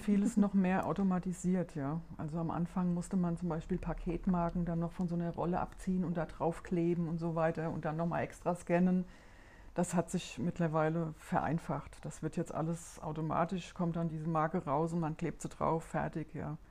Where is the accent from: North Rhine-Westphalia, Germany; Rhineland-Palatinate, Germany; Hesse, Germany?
Hesse, Germany; Rheingau, near Wiesbaden; accent: Hessian; moved away as an adult; ich bin ja tatsächlich überhaupt nicht von hier. Ich bin aus Hessen